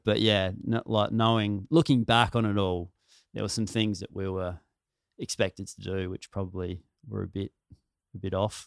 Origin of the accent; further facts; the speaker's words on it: country South Australia, Australia; I'm from country South Australia.